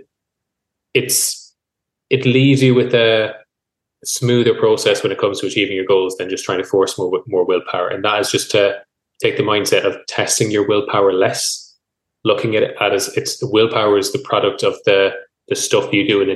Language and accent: English; Mayo, Connacht, Ireland; moved away; also born or lived in Galway; I'm from Mayo originally. I've lived in Galway then most of my life